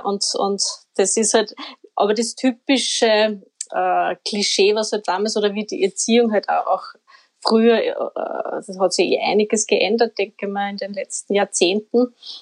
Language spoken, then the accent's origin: German; Upper Austria, Austria; now in Vienna, Austria; ich bin ja kein Wienerin, das muss man, das hört man wahrscheinlich eh auch. Also ich komme aus Oberösterreich